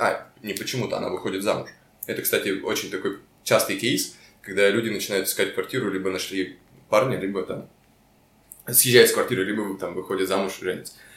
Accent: Chelyabinsk, Chelyabinsk Oblast, Russia; moved away as an adult; also born or lived in Magnitogorsk; now in Moscow, Russia; мы все из Челябинска. Ну, я по факту из Магнитогорска

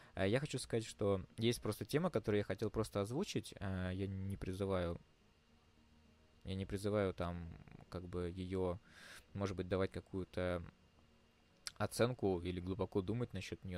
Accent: Moscow, Russia; мы из Москвы

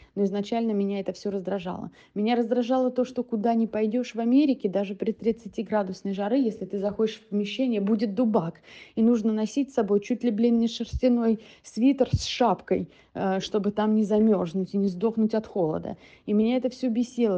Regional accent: Russia; moved away as an adult; now in United States

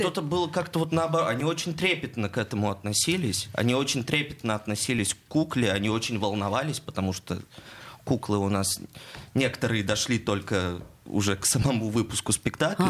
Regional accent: Perm, Perm Krai, Russia; moved away as an adult; now in Saint Petersburg, Russia; я сам из Перми

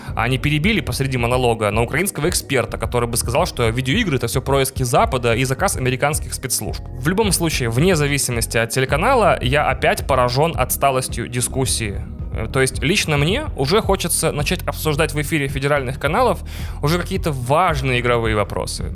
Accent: Russia; also born or lived in Vilnius, Lithuania; мы, игроки из России

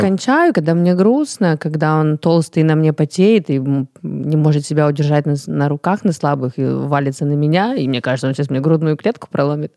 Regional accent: Russia; also born or lived in Paris; я русская

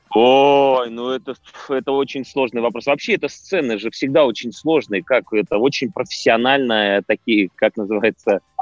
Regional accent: Tomsk, Tomsk Oblast, Russia; now in Moscow, Russia; Я наконец-то привез э, спектакль а, в Томск, э, в родной

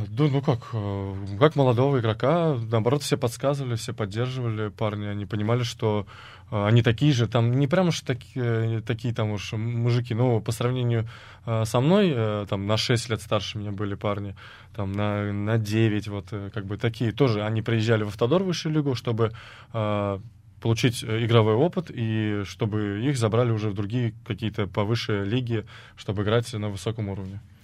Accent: Samara, Samara Oblast, Russia; moved away as an adult; мой родной город, где моя мама, также, как бы, мои родственники, мои друзья

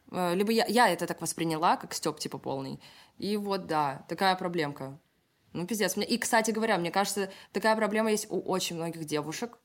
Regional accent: Kingisepp, Leningrad Oblast, Russia; born or raised there; also born or lived in Saint Petersburg; now in Moscow, Russia

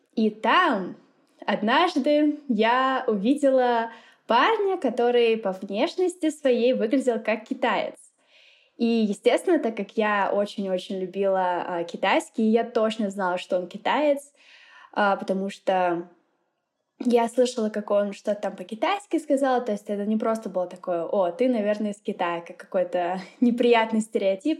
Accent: Lipetsk, Lipetsk Oblast, Russia; first language Russian; moved away as an adult; also born or lived in Moscow, Russia; now in Mexico; я из России. Родилась я в маленьком городе, ну как в таком среднем городе, называется он Липецк

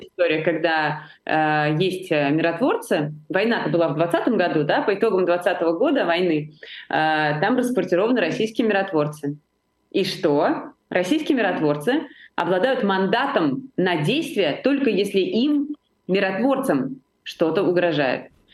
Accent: Georgia; я понимаю это как грузинка, э, как э, представитель нации, которая очень пострадала от сепаратизма

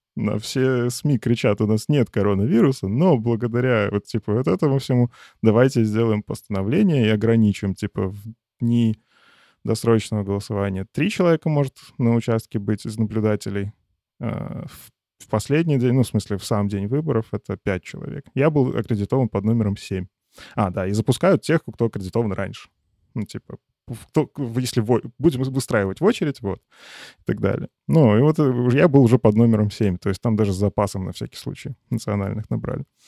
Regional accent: Chashniki, Vitebsk Region, Belarus; now in Minsk, Belarus; Я сейчас живу в Минске, но по факту прописан там у себя на родине малый город Чашники

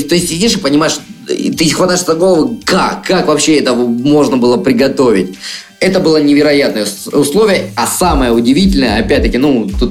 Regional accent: Russia; я простой паренек из России

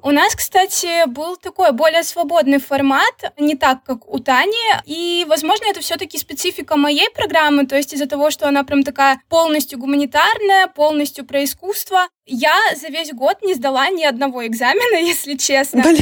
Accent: Khabarovsk, Khabarovsk Krai, Russia; moved away as an adult; also born or lived in Saint Petersburg / Tilburg, Netherlands; now in Georgia; Вообще я родом из Хабаровска

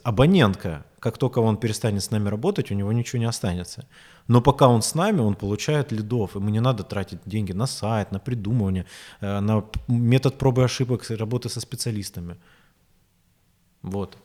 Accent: Rostov-on-Don, Rostov Oblast, Russia; also born or lived in Moscow; я возвращаюсь в Ростов

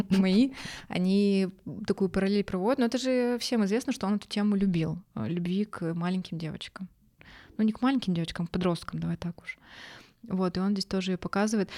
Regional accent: Yekaterinburg, Sverdlovsk Oblast, Russia; мы из Екатеринбурга

